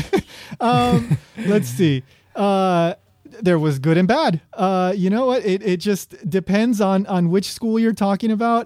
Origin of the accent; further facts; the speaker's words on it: New York, United States; also born or lived in Peru / Kobe, Japan / Osaka, Japan; now in Hawaii, United States; I was born in New York